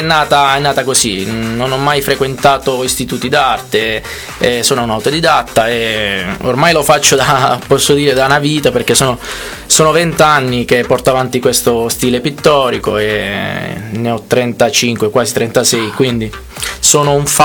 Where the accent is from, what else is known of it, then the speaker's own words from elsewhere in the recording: Acquaviva delle Fonti, Apulia, Italy; Acquaviva delle Fonti, una cittadina all'interno del, del Barese, a due passi dalla Murgia immersa nei bellissimi colori dei paesaggi pugliesi